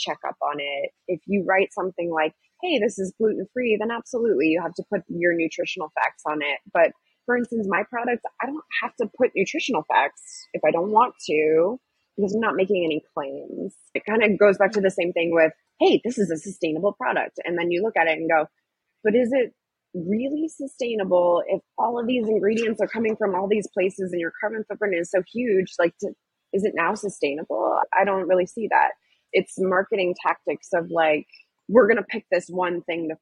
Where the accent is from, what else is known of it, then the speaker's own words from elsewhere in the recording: San Diego, California, United States; moved away as an adult; also born or lived in San Francisco; I'm from San Diego area